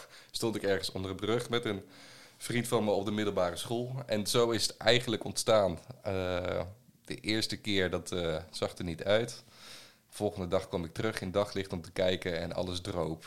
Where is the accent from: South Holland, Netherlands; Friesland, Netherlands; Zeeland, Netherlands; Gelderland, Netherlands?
Gelderland, Netherlands; Ede; also born or lived in Arnhem / Nijmegen; ik ben, eh, geboren en getogen in Ede